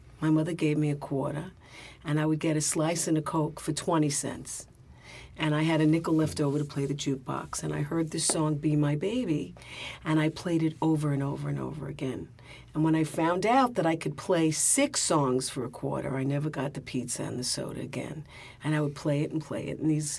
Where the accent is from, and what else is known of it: New York City, New York, United States; born or raised there